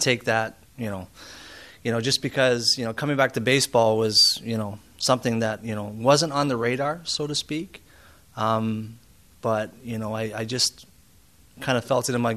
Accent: Canada; also born or lived in Olds, Alberta; Being a Canadian, obviously you grow up with hockey and it's in your blood

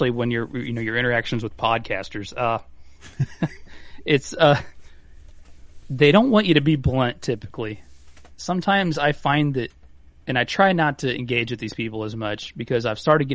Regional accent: Pennsylvania, United States; now in Indiana, United States

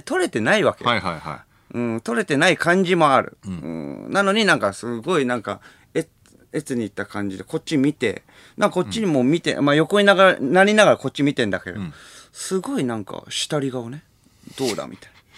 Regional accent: Tokyo, Japan; 地元が東京なわけでさ

